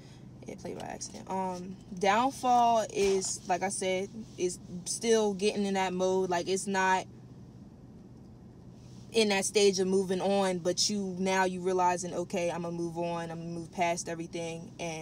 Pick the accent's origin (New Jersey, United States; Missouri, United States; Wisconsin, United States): New Jersey, United States; I am from New Jersey.